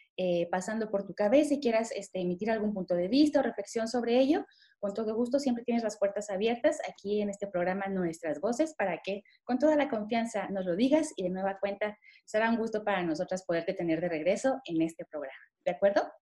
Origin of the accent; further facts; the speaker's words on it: Mexico; nuestro país